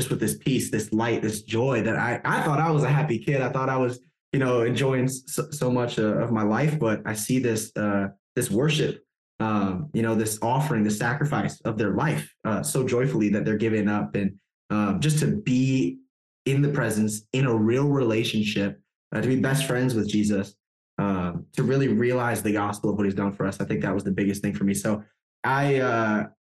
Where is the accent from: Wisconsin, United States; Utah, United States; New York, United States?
Wisconsin, United States; moved away as an adult; now in Germany; I grew up in Wisconsin